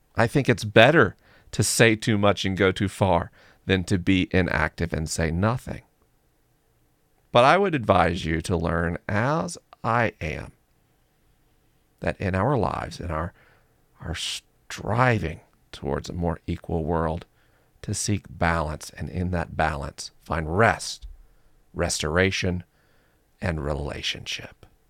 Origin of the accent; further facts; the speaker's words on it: United States; I'm American